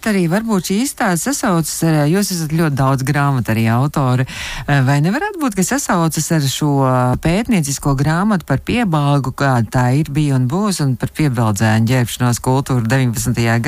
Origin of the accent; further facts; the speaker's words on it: Latvia; kādu skaistumu augstošu un skaistumu mīlošu un čakli un ar mākslinieka dvēseli mēs esam latvieši.